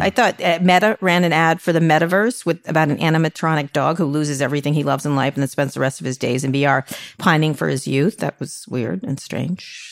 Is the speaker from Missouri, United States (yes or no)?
no; New York, United States; I'm from New York